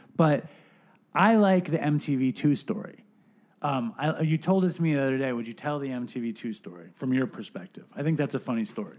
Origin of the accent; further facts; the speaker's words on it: New York City, New York, United States; my lifetime of being a New Yorker